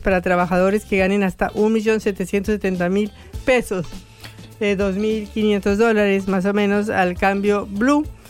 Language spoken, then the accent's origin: Spanish; Bogotá, Colombia; yo que soy bogotana y vengo de 2.400 metros